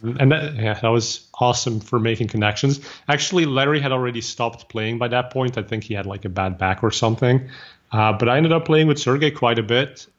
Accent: Flanders, Belgium; English is a second language; now in Bay Area, United States; I'm originally from Belgium, so I speak Flemish, which is the same as Dutch.

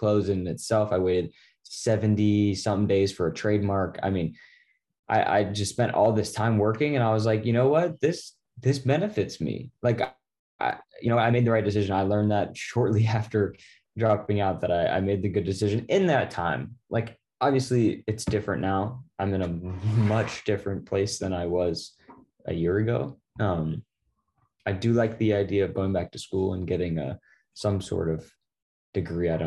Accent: Laguna Beach, California, United States; also born or lived in Newport; That's my hometown at the top of the world where I grew up

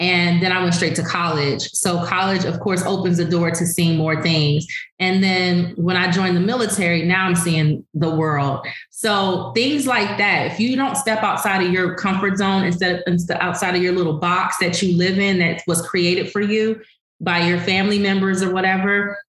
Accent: Los Angeles, California, United States; Growing up in South Central LA, it was very impoverished area

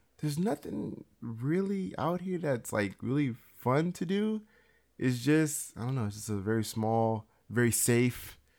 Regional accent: Beaumont, California, United States; also born or lived in Los Angeles; And I lived there all the way up until I was 8, and then I moved to a very small town, maybe like an hour and a half away, called Beaumont, California.

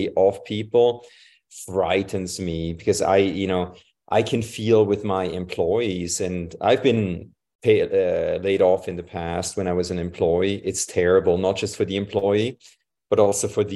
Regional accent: Switzerland; moved away; I'm from Switzerland originally.

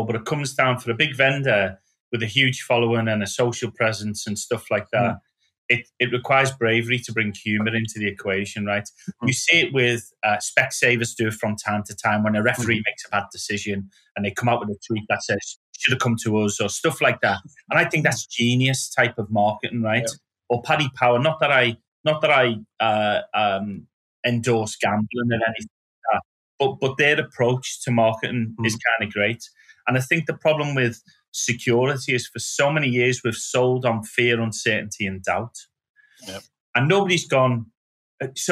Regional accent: Liverpool, North West England, United Kingdom; moved away as an adult; I go back to Liverpool

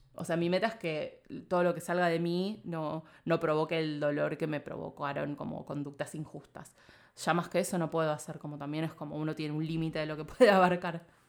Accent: Argentina

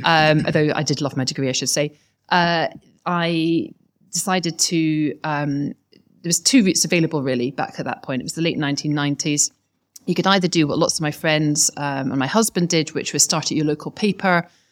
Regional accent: Scotland, United Kingdom; now in London, United Kingdom; as you can hear from my accent, probably just, I'm a Scot.

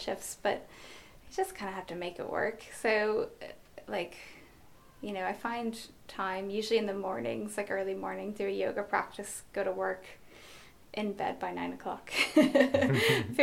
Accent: United States; now in Ireland; I'm an American, but I live in Ireland.

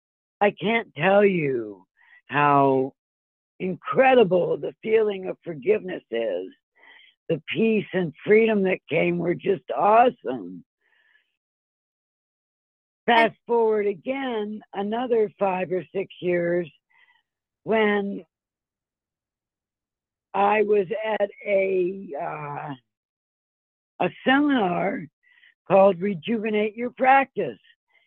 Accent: Ohio, United States; also born or lived in Philadelphia / Colorado / California; It all started, I'm from Philadelphia. That's where I was born. And my family moved as far west as Ohio. And then I continued to travel west to Colorado and then to California.

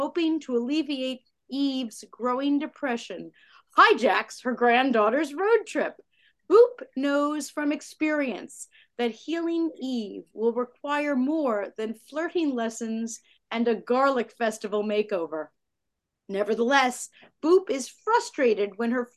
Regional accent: United States; being an American

